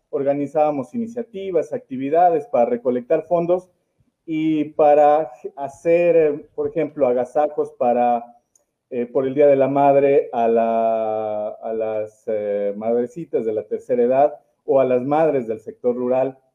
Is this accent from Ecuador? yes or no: yes; Puyango, Loja, Ecuador; he vivido en la ciudad del amor, principalmente en toda mi niñez y adolescencia en el Cantón Puyango